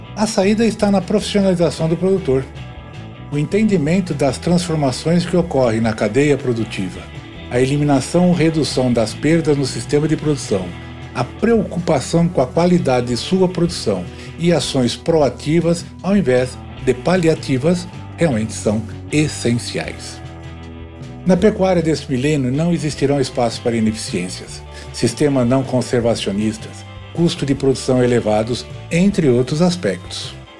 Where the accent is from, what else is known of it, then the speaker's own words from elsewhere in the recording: São Paulo, Brazil; also born or lived in Piracicaba; Eu sou da Moca